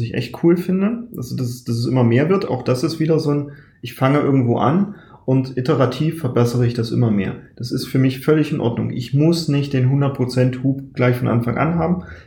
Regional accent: Saxony-Anhalt, Germany; ich stamme ja aus Sachsen-Anhalt

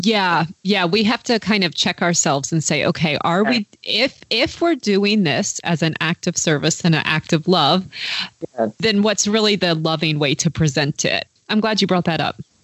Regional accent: United States; as an American

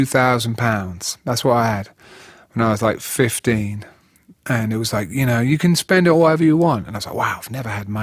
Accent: Huntingdon, East of England, United Kingdom; It was Hinchingbrook School in Huntingdon, Cambridgeshire

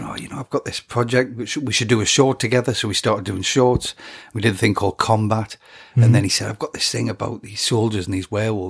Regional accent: England, United Kingdom; obviously I'm an Englishman and they would have had to pay the right rate.

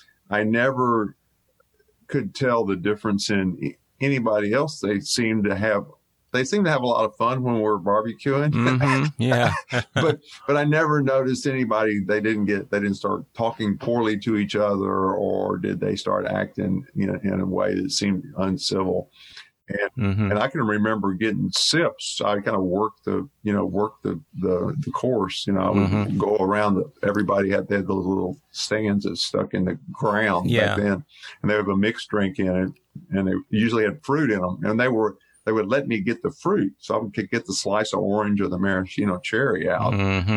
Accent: Bel Air, United States; So I grew up in Westview, Bel Air, mm-hmm. Bel Air for the most part.

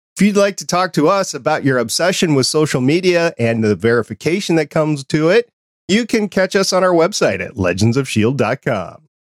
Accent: New York City, New York, United States; moved away; I was born in New York City. I haven't lived there for quite some time

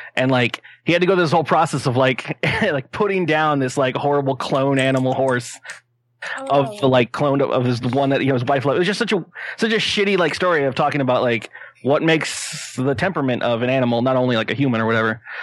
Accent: San Diego, California, United States; I'm born and raised in San Diego

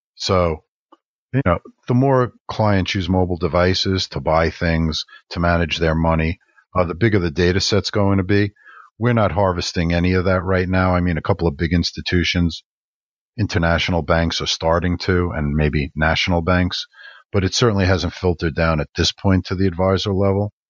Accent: New York, United States; being a New Yorker

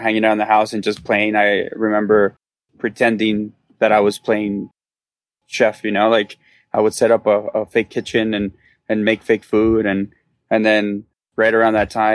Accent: Denver, Colorado, United States; also born or lived in El Paso, Texas; I was born in El Paso, Texas, and I lived there for a little bit of my childhood, and then I actually spent a lot of my childhood in Denver as well

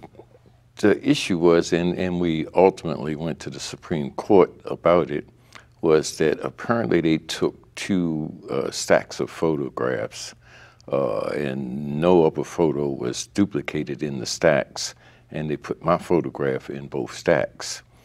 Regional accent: Baltimore, Maryland, United States; I had been a, a, youth in West Baltimore uh, up until like the uh, the mid 50s

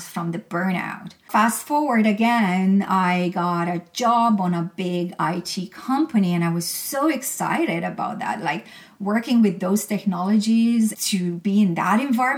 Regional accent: Romania; moved away; I'm from Romania originally

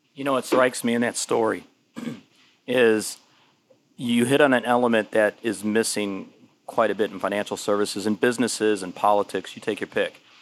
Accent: Detroit, Michigan, United States; moved away; I'm originally from Detroit.

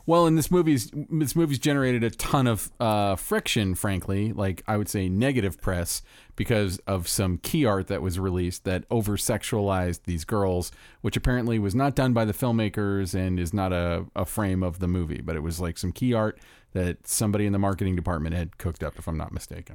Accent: Orlando, Florida, United States; growing up in Orlando

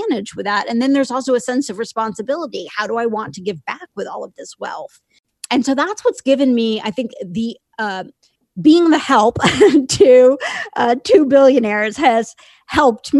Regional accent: Indiana, United States; I grew up in a small town in Indiana

